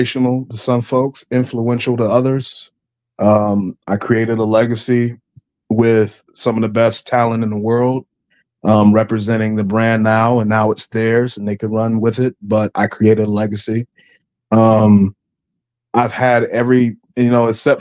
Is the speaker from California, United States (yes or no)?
no; Greensboro, North Carolina, United States; now in Georgia, United States; I'm from Greensboro, North Carolina.